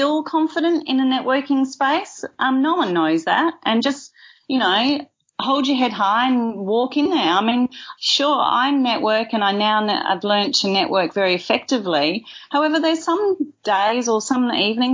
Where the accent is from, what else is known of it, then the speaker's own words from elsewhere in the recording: Kalamunda, Western Australia, Australia; I grew up in Kalamunda